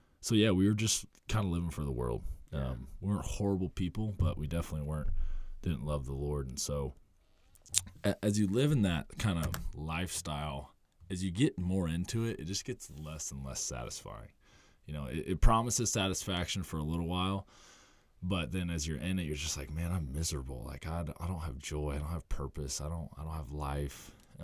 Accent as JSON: {"language": "English", "town": "Muncie", "region": "Indiana", "country": "United States", "tie": "born or raised there", "said": "Muncie, Indiana."}